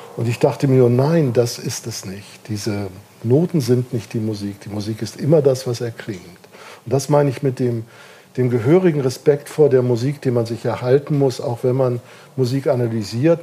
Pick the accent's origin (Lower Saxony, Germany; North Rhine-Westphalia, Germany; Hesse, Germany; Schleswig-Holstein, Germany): Schleswig-Holstein, Germany; Kiel; now in Darmstadt, Germany; Ich bin in Kiel geboren und aufgewachsen